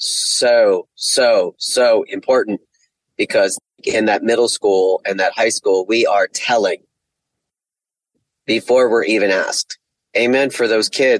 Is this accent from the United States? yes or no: yes; Sayreville, New Jersey, United States; moved away as an adult; also born or lived in Seattle, Washington; now in Atlanta, United States; I live in the Atlanta area, but I'm originally from …, Sayreville, New Jersey, and got to Atlanta via Seattle, where I lived for 16 years